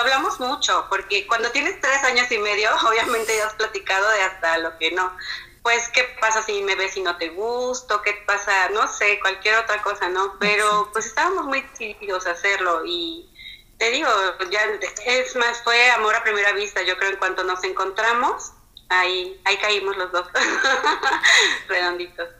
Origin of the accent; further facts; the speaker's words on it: Mexico; mexicana, casada con un pakistaní